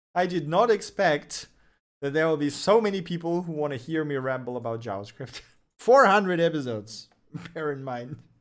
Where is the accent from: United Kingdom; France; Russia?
Russia; first language Russian; English is a second language; moved away as an adult; now in Germany; I am from Russia, but I'm currently l, uh, living in Germany.